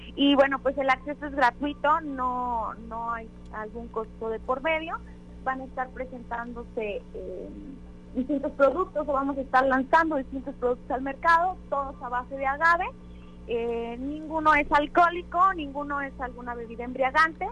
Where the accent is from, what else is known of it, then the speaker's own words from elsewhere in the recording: Mexico; nos representa tanto como mexicanos